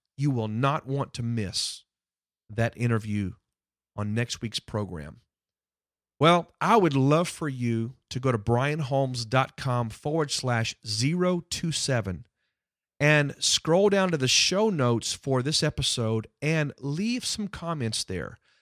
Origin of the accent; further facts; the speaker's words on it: Houston, Texas, United States; moved away; it's my hometown where I grew up